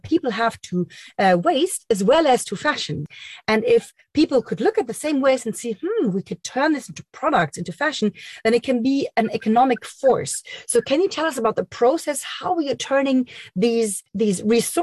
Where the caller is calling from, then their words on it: Berlin, Germany; I'm calling from Berlin, Germany.